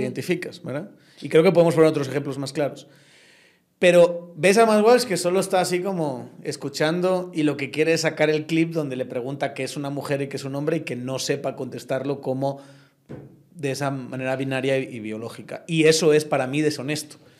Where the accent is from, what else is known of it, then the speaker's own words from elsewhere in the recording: Spain; moved away as an adult; now in Guatemala; un español como lo soy yo